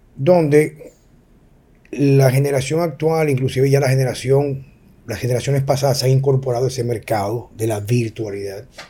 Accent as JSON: {"language": "Spanish", "country": "Dominican Republic", "said": "como ciudadano dominicano"}